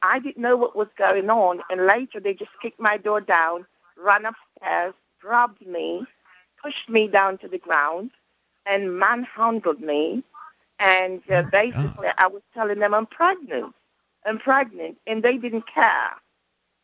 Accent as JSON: {"language": "English", "region": "Georgia", "country": "United States", "said": "I am from Georgia"}